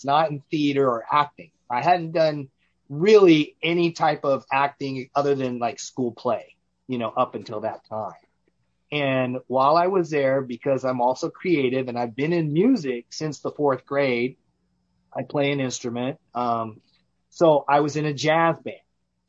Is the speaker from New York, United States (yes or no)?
no; Richmond, California, United States; also born or lived in Las Vegas, Nevada; I'm a native Californian. I was born and raised in Northern California in the San Francisco Bay Area, in the East Bay, basically, in a little town named Richmond, called Richmond, California. I grew up there